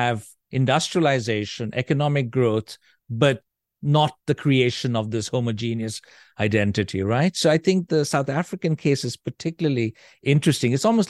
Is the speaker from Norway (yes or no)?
yes; Norway; She's white. I am of Indian origin. And the kids are mixed. And there was considerable curiosity, so to speak, about this family that had come. And they, of course, did not know, most people, that we were from Norway.